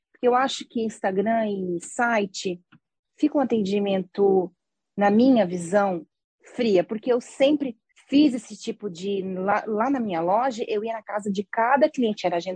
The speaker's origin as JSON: {"language": "Portuguese", "country": "Brazil", "said": "é que nós somos brasileira, né, amiga?"}